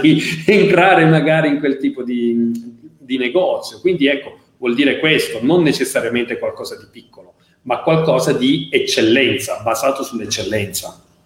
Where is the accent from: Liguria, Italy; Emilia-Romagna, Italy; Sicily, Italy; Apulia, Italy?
Apulia, Italy; sono pugliese